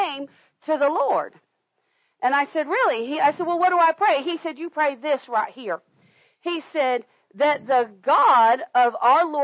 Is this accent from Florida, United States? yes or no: yes; Florida, United States; we grew up in Florida